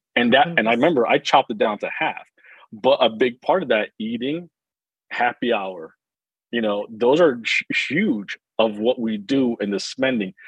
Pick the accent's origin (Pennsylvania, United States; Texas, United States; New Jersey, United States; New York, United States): New Jersey, United States; I grew up in New Jersey